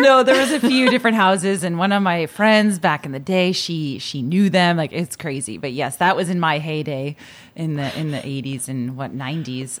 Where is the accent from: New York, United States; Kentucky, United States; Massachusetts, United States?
Massachusetts, United States; Boston; we lived in Dorchester, which has some nice little neighborhoods